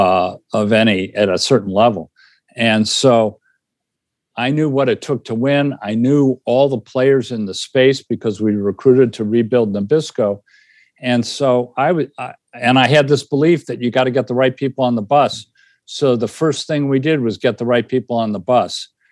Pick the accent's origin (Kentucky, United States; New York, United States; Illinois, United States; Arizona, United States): Illinois, United States; I grew up in Illinois